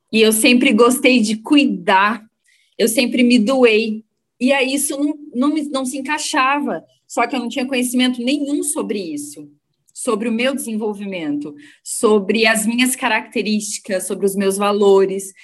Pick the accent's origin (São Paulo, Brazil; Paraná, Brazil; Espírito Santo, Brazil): Paraná, Brazil; Londrina; eu sou de Londrina, eu nasci em Londrina e moro em Londrina